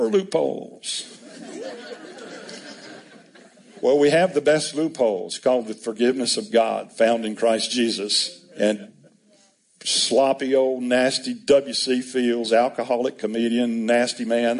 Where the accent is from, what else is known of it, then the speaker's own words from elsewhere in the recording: United States; I'm an American